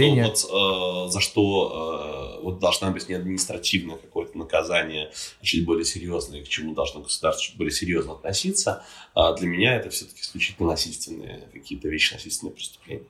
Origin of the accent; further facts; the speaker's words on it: Estonia; я сам из Эстонии родом